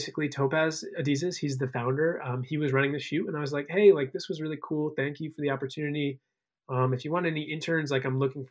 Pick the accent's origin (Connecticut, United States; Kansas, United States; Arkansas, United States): Connecticut, United States; moved away as an adult; also born or lived in Chicago, Illinois / Maryland; now in New York, United States; spent most of my upbringing out in Connecticut, on the shoreline of Connecticut